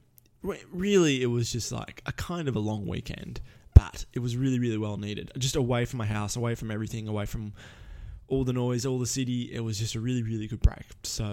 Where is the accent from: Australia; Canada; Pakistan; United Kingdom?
Australia; Melbourne, Victoria; moved away; my hometown of Melbourne